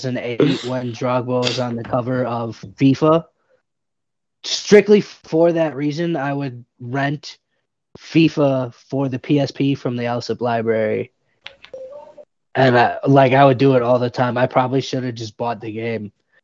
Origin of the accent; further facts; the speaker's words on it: Chicago, Illinois, United States; we're from Chicago.